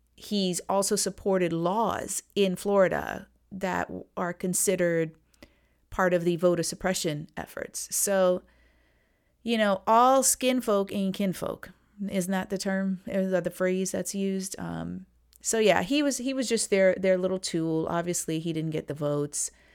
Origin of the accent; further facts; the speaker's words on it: Trinidad & Tobago; I'm from Trinidad